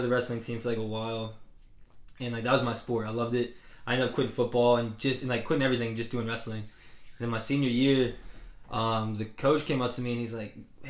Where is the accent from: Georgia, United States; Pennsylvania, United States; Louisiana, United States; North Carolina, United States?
Georgia, United States; Jefferson; also born or lived in Cartersville, Georgia; I was actually born in Cartersville, and, like, I lived there actually until I was 10. Mm. And so, then I moved to Jefferson